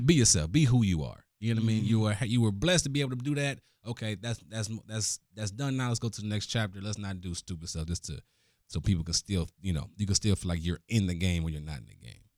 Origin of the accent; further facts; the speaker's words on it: Cleveland, Ohio, United States; Born and raised in Cleveland, oldest of six kids